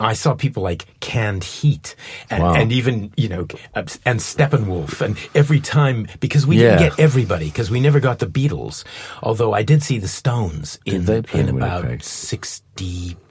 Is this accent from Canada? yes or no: yes; Winnipeg, Manitoba, Canada; I'm from Winnipeg in Canada.